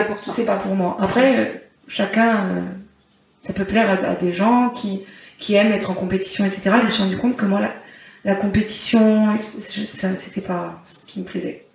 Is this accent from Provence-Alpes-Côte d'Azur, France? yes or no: no; Corsica, France; chez nous en Corse